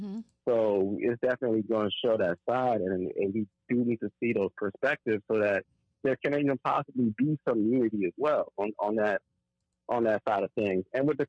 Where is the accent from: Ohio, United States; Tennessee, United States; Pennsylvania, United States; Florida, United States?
Florida, United States; Now, I'm from South Broward, so I wasn't really going up there during the mid to late 2000s.